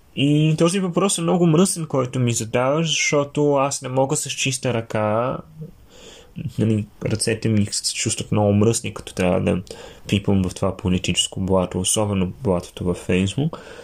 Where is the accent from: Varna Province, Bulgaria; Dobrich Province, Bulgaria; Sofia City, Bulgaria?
Sofia City, Bulgaria; Sofia; now in Germany; съм от София